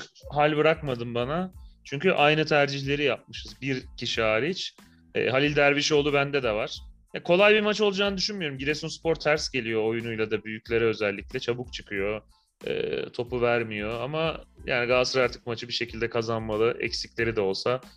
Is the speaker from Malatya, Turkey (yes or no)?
yes; Malatya, Turkey; moved away